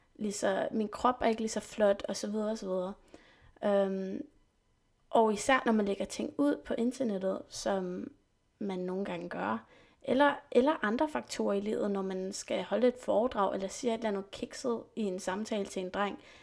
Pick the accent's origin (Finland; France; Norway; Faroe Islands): France; Saint-Germain-en-Laye, near Paris, Île-de-France; first language French and English; Danish is a second language; also born or lived in England / Slottenlund and Rungsted, Denmark; now in Denmark; Jeg er født i England og opvokset i Frankrig, i en by, der hedder Saint-Germain-les, som ligger cirka en halv time væk fra Paris